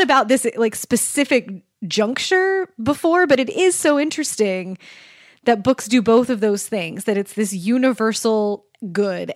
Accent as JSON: {"language": "English", "town": "Kansas City", "country": "United States", "tie": "born or raised there", "said": "I grew up in Kansas City"}